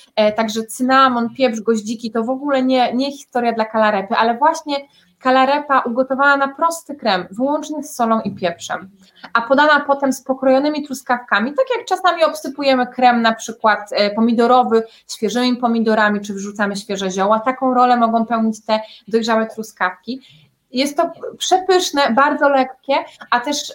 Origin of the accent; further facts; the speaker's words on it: Wrocław, Lower Silesian Voivodeship, Poland; ja pochodzę z Wrocławia